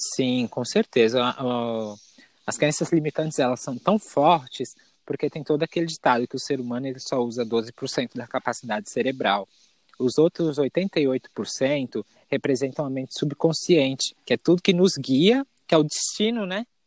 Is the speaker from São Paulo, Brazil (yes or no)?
yes; São Paulo, Brazil; moved away as an adult; now in Vale do Capão, Brazil; sou da capital de São Paulo, nasci e cresci lá.